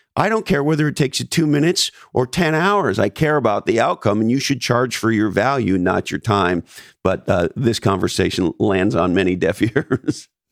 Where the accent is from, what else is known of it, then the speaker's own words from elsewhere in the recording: Canada; moved away; I was born in Canada, so I'm an immigrant to this country